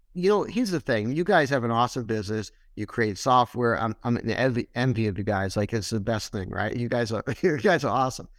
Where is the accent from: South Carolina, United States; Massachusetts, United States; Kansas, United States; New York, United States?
Massachusetts, United States; Boston; moved away; also born or lived in Syracuse; I wasn't from Syracuse. I'm originally from Boston. So I moved to Syracuse.